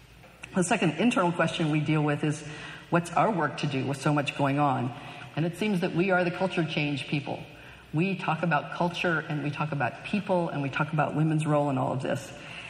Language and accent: English; California, United States; I stand here as a Californian.